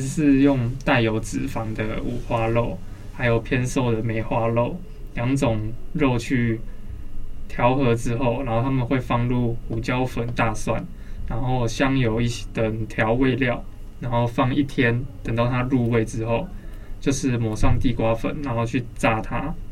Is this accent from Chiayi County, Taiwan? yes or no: no; Banqiao, New Taipei, Taiwan; 小时候住在板桥的时候